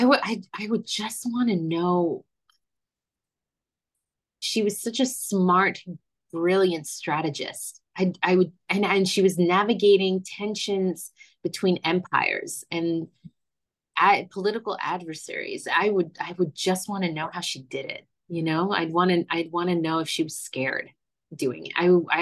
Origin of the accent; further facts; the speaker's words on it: Florida, United States; born there; I was born in Florida, so there is a way to do Disney